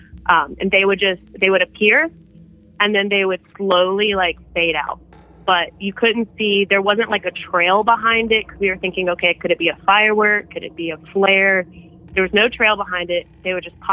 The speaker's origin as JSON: {"language": "English", "region": "South Carolina", "country": "United States", "said": "I'm from South Carolina."}